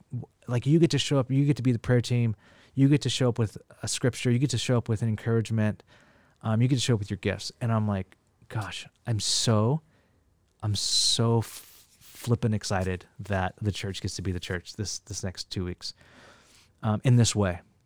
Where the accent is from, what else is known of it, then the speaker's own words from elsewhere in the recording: Bakersfield, California, United States; now in San Francisco, United States; I grew up in the Central Valley of California, Bakersfield